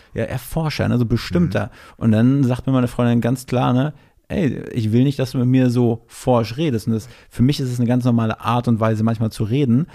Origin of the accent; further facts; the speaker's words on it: Ludwigslust, Mecklenburg-Vorpommern, Germany; moved away; ich komme aus MacPom ursprünglich.